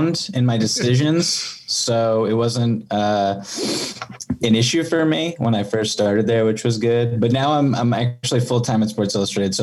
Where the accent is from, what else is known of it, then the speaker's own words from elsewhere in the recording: Boston, Massachusetts, United States; I'm from Boston